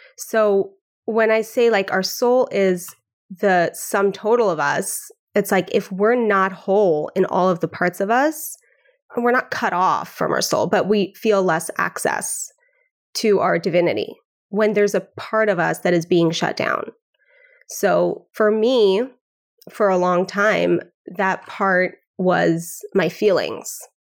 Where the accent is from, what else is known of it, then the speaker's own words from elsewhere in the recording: Vancouver, British Columbia, Canada; now in Brooklyn, United States; I'm from Vancouver, Canada. I grew up on Xhosa.